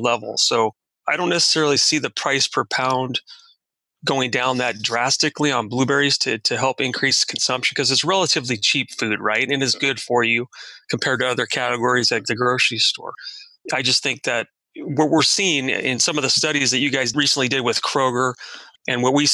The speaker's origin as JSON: {"language": "English", "town": "Watsonville", "region": "California", "country": "United States", "tie": "born or raised there", "said": "I was born and raised in Watsonville"}